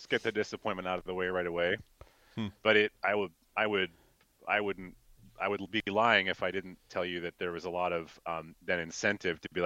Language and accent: English; Decorah, Iowa, United States; now in Minnesota, United States; I grew up in a little town called Decorah, actually, up in the northeast corner.